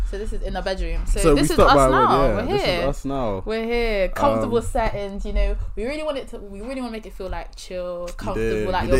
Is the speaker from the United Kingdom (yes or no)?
yes; Bristol, South West England, United Kingdom; moved away as an adult; now in Coventry, United Kingdom; I'm from Bristol, so both of us.